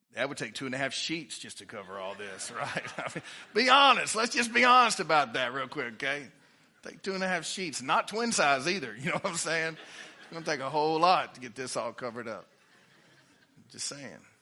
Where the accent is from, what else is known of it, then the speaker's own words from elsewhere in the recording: Livingston, Texas, United States; I'm from Livingston, Texas